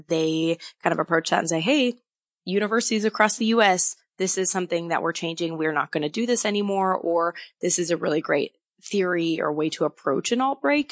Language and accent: English; Wisconsin, United States; moved away as an adult; now in Moscow, Idaho, United States; I came from Wisconsin. I had grown up there, lived there my whole life